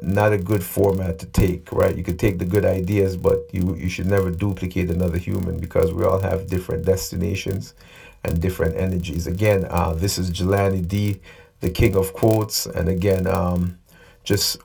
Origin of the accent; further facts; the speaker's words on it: Nevis, St. Kitts & Nevis; now in Canada; I'm from a country called Nevis, just to get to the point. There's about 15 to 20,000 people. I now live in Canada